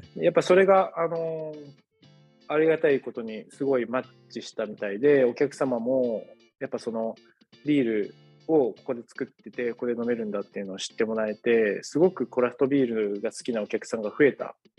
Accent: Kanagawa, Japan; 神奈川の生まれの育ちです

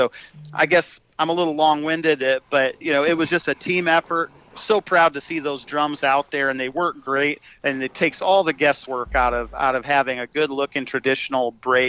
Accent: Speedway, Indiana, United States; And I'm thinking, yes, well, I am from Speedway.

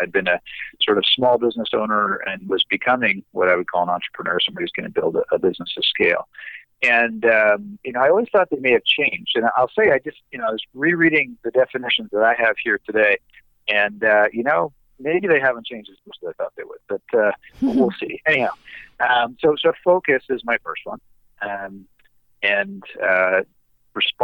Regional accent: Canada; we're Canadian

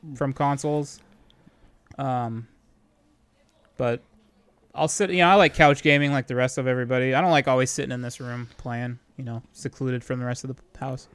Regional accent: California, United States; we're all from California

